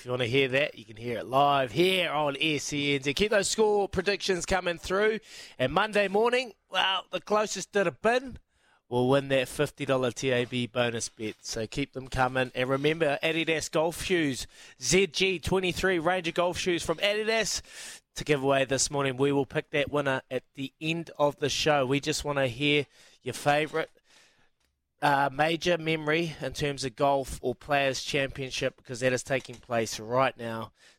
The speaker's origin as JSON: {"language": "English", "country": "Fiji", "tie": "born or raised there", "said": "That reminds me, growing up in Fiji, watching my favourite player, Viliami Satala, playing for Vomo."}